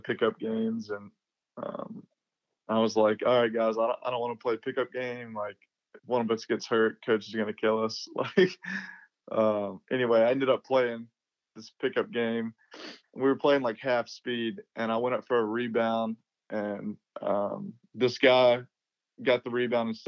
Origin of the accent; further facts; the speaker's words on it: Little Rock, Mississippi, United States; growing up in Mississippi